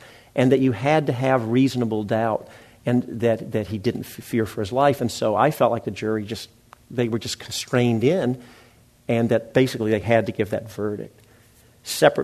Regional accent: Memphis, Tennessee, United States; moved away; my hometown, Memphis, Tennessee

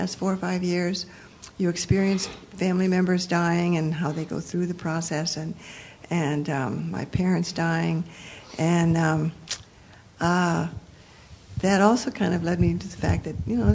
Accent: Midwest, United States; moved away; I was raised a Protestant in Presbyterian Lutheran churches back in the Midwest

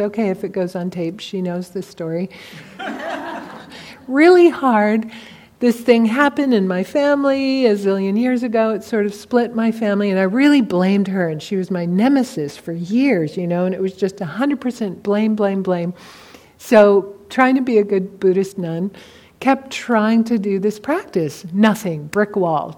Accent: California, United States; I'm from California, I'm an old hippie

